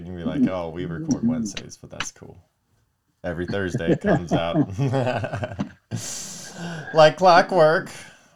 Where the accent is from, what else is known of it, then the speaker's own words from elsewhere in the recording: Palmdale, California, United States; we grew up in Palmdale